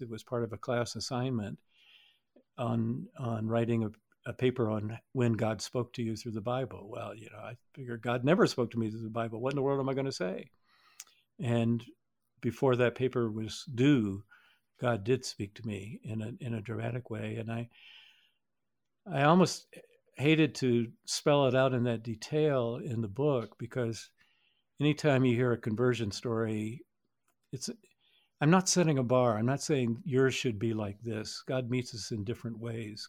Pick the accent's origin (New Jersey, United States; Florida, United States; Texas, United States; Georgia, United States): Georgia, United States; we're from Georgia